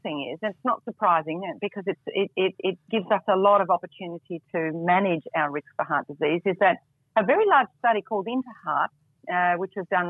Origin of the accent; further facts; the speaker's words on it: Melbourne, Victoria, Australia; I'm back in my hometown in Melbourne at the moment.